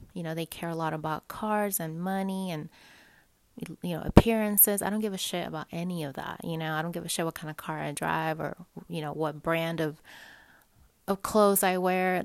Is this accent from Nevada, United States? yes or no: no; Dallas, Texas, United States; moved away; I have family there anyways. I'm from Dallas